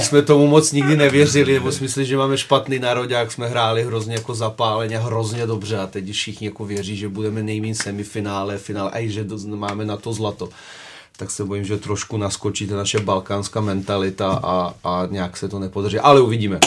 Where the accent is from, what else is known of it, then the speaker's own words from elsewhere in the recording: Serbia; now in Czech Republic; jsem Srb